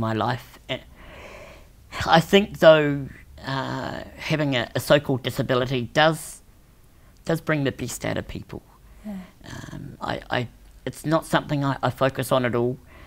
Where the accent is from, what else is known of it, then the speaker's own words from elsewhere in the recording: New Zealand; I was born in New Zealand.